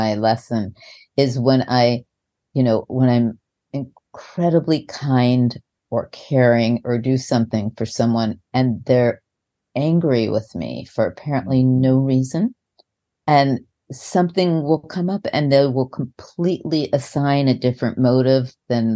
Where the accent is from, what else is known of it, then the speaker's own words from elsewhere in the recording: New York, United States; moved away; I'm from New York and we did